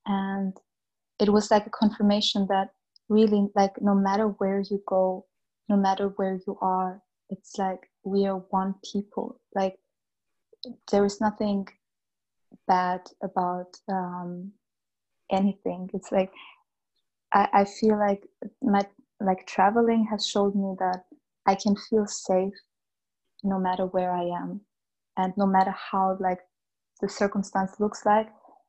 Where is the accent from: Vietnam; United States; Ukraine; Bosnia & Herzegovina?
Bosnia & Herzegovina; born there; moved away; I was born in a very, I was born in Bosnia mm-hmm. In 1990, where there was a war, a civil war.